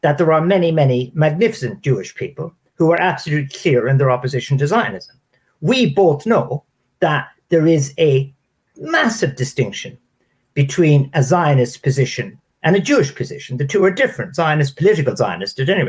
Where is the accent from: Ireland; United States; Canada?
Ireland; moved away; Ireland's advantage, my country